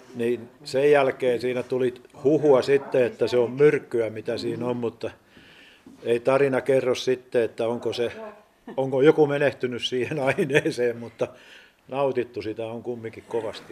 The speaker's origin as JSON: {"language": "Finnish", "town": "Vaasa", "region": "Ostrobothnia", "country": "Finland", "said": "mä oon Vaasasta ja, ja, ja, mulla on kesämökki tuossa Aukkojärven rannalla."}